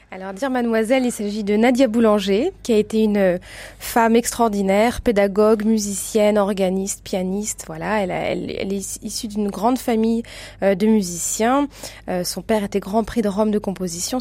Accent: Lyon, Auvergne-Rhône-Alpes, France; moved away as an adult; also born or lived in Basel, Switzerland / Belgium; je suis lyonnaise. Enfin, voilà, ma famille est de Lyon

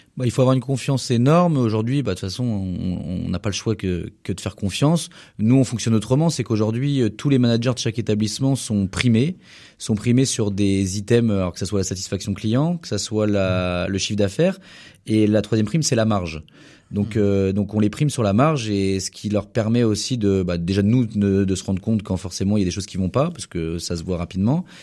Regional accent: Anjou, Pays de la Loire, France; En tant qu'angevin

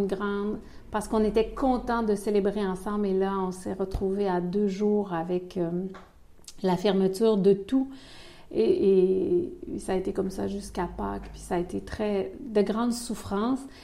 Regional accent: Quebec City, Quebec, Canada; accent: Québécois; moved away as an adult; also born or lived in Ivory Coast; now in Belgium

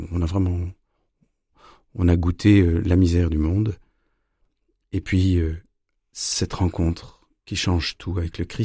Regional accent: Strasbourg, Grand Est, France; born there; Bah, je suis né en 74 à Strasbourg de deux parents musiciens de très haut niveau. On a beaucoup déménagé

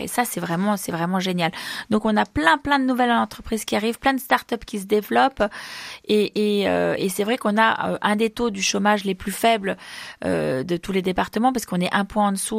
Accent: Isère, Auvergne-Rhône-Alpes, France; je suis Iséroise, je suis née en Isère

